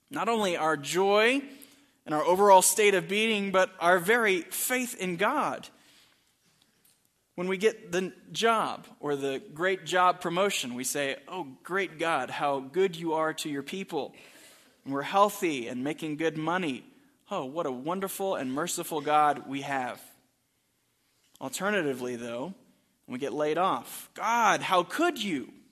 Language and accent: English; Texas, United States; now in Albuquerque, United States; my family, the …, uh, for about nine months now in Albuquerque. Many of you know we come from Texas. I went to the University of Texas.